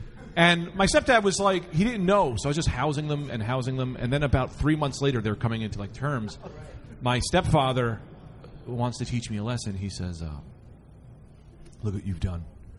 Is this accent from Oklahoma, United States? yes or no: yes; Oklahoma, United States; Hey, Oklahoma.